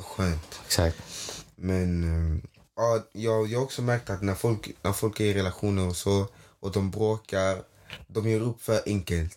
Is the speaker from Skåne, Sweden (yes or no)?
yes; Skåne, Sweden; also born or lived in Toftanäs, Malmö; jag är härifrån